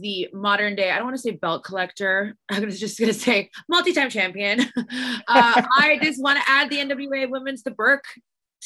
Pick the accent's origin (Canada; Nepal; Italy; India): Canada; moved away; how big our country is